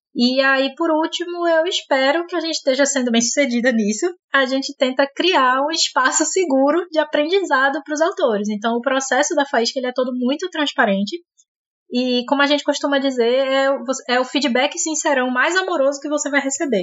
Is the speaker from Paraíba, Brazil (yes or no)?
no; Recife, Pernambuco, Brazil; sou de Recife